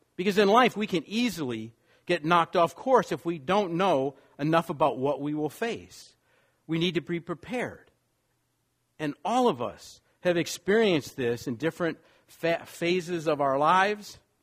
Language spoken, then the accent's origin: English; Wisconsin, United States; moved away; also born or lived in New York / Los Angeles; I grew up in Wisconsin